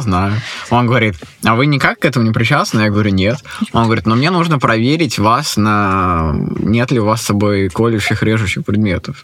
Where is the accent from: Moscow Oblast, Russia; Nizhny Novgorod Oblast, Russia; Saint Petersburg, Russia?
Saint Petersburg, Russia; Я иллюзионист из Санкт-Петербурга